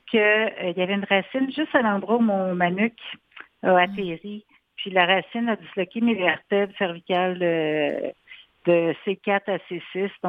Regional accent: Quebec City, Quebec, Canada; moved away as an adult; now in Montreal, Canada; Ah non, en fait, moi je viens de Québec.

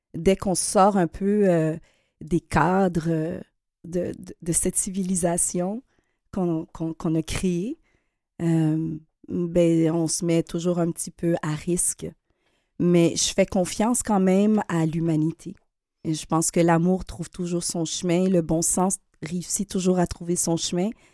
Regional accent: Quebec, Canada; On est des Québécois. Euh, d'origine haïtienne

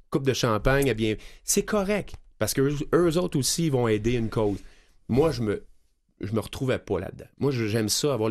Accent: Cowansville, Quebec, Canada; c'est une fondation qui est à Knowlton, en Bromissiquois, puis, puis je, viens de là, je viens de Coandiville.

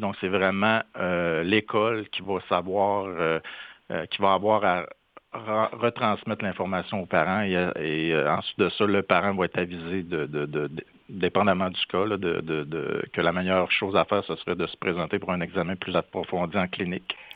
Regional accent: Saint-Félicien, Quebec, Canada; Je, suis originaire de Saint-Félicien au Lac-Saint-Jean

